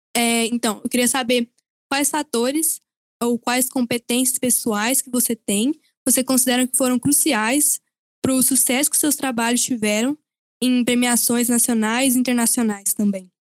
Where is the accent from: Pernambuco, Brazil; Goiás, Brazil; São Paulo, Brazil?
Goiás, Brazil; Goiânia; Eu, como também goianiense, tenho muito orgulho